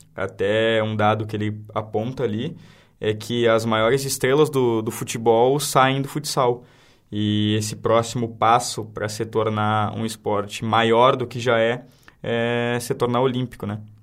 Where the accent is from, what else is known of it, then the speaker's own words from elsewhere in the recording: Santana do Livramento, Rio Grande do Sul, Brazil; Eu sou de Santo Livramento